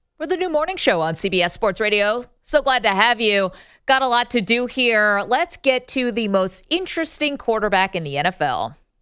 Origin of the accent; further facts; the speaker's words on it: United States; As an American